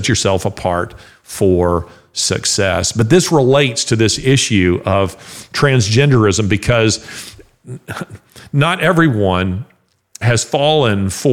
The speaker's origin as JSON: {"language": "English", "region": "the South", "country": "United States", "said": "I'm a Southerner"}